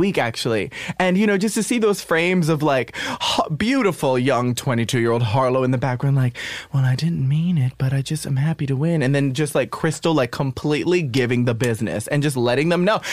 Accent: New York City, New York, United States; I'm a New Yorker

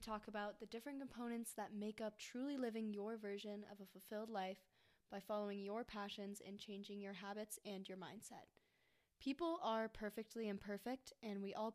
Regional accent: Golden, Colorado, United States; I'm from Golden, Colorado

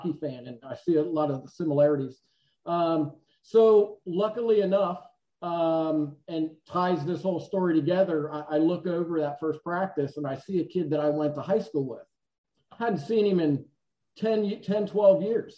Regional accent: Indiana, United States; I am from Indiana

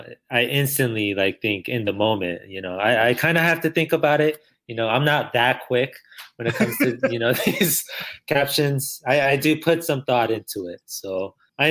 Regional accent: El Paso, Texas, United States; You know, we're from El Paso, Texas.

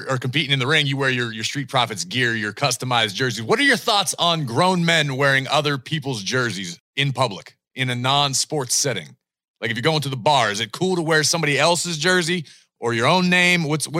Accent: Pittsburgh, Pennsylvania, United States; being born and raised in Pittsburgh.

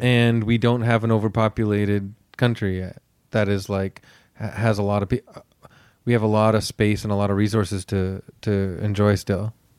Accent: Canada

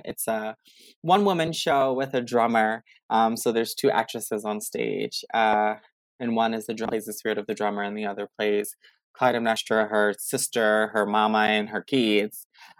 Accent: Baltimore, Maryland, United States; now in Washington, D.C., United States; Hey, everybody. I am originally from Baltimore, Maryland, and I now call DC home.

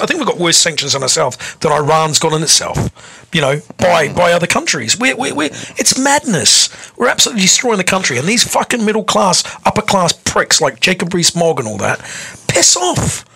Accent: New Zealand; now in United Kingdom; I'm from New Zealand

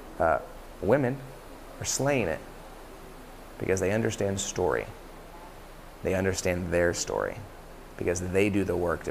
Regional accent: Dallas, Texas, United States; also born or lived in Kansas; I was born in Kansas and I lived there for about a week. Moved back to Dallas.

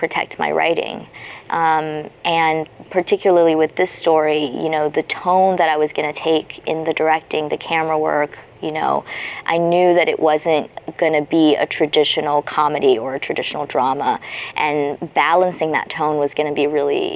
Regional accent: United States; also born or lived in China; I'm American and I was raised here

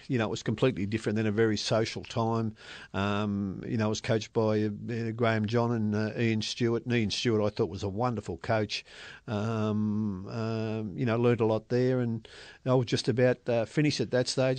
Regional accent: Melbourne, Victoria, Australia; I was brought up in Station Street, Carlton

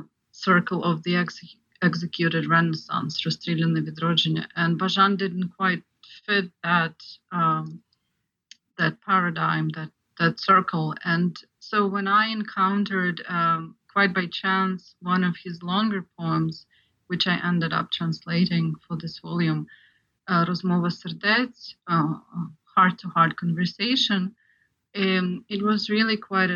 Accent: Ukraine; I'm actually an example of Ukrainian, partly Ukrainian audience, because I grew up in Ukraine

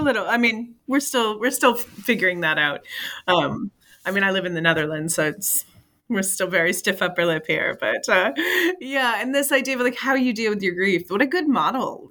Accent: Michigan, United States; I'm from Michigan in the, which is, uh, we have serious winters

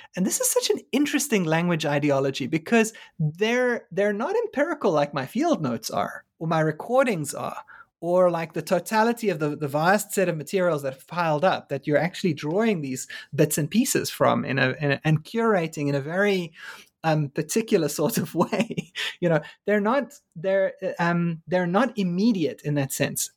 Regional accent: South Africa; moved away as an adult; now in United States; as a South African

